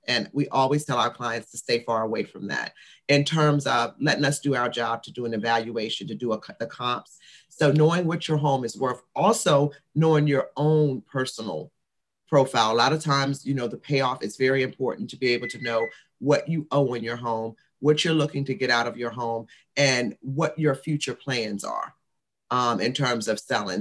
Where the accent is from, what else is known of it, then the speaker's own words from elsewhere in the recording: Washington, District of Columbia, United States; I'm a Washingtonian. So I was born and raised in the Washington, D.C. area